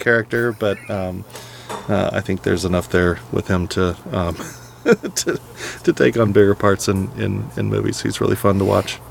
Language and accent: English; California, United States; When I was in high school growing up in, in California